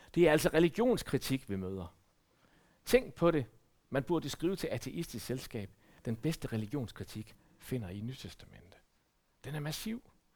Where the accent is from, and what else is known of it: Denmark